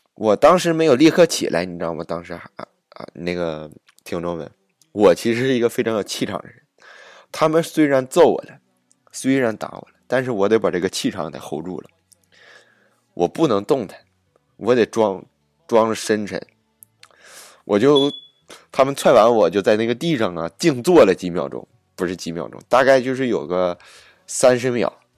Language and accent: Chinese; Jilin City, Jilin, China; accent: Northeastern Chinese; now in Ottawa, Canada; 我的老家不是在这个吉林吗